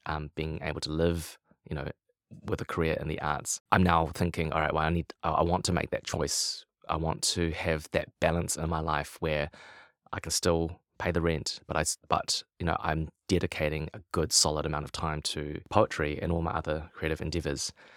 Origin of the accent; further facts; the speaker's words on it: Lower Hutt, Wellington, New Zealand; I grew up in Lower Hutt, uh, just outside of Wellington